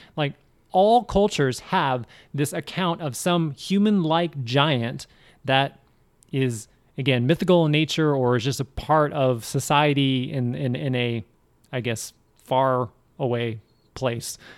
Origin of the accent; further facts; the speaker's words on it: Seattle, Washington, United States; I'm from Seattle